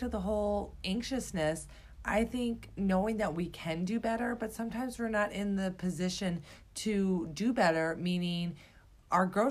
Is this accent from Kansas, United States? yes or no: no; Iowa, United States; I grew up in Iowa on the farm